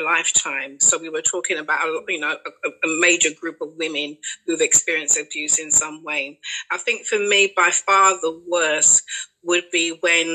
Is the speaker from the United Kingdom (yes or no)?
yes; London, United Kingdom; I grew up in Canning Town to Barbadian parents